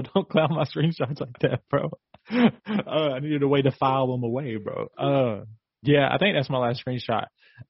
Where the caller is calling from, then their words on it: Phoenix, Arizona, United States; Well, I'm calling you from Phoenix.